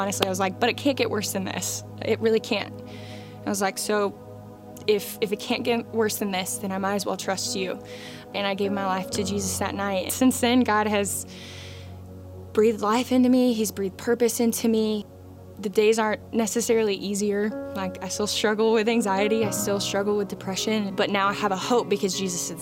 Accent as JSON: {"language": "English", "town": "Flowery Branch", "region": "Georgia", "country": "United States", "tie": "born or raised there", "said": "I grew up in Flowery Branch"}